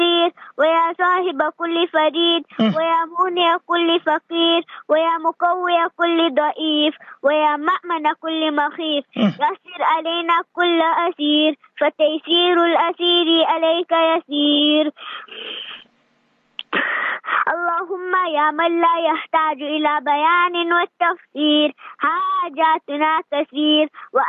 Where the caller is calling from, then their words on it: Isipingo, KwaZulu-Natal, South Africa; It's a Pingo Beach.